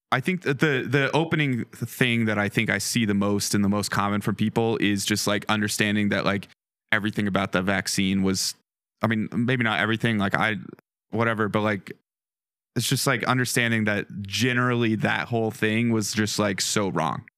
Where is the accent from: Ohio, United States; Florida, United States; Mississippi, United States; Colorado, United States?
Colorado, United States; Western; born or raised there; also born or lived in Denver